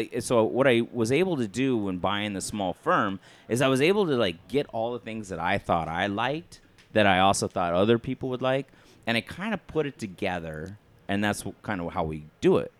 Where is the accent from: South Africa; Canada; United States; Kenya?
United States; Flagstaff, Arizona; growing up in Flagstaff in high school